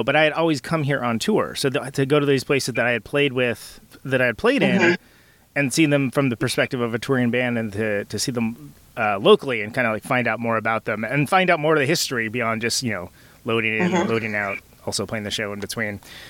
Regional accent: Oakland, California, United States; moved away as an adult; now in Milwaukee, United States; I'm from Oakland, but California

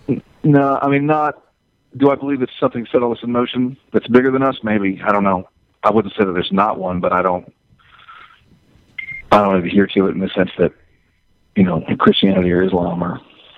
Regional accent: the South, United States; I'm from the South. I was raised Catholic, so obviously I'm not a Catholic now.

